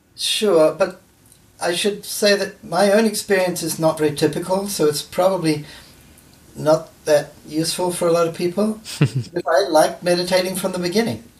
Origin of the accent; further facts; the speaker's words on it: New Zealand; moved away; I grew up in New Zealand.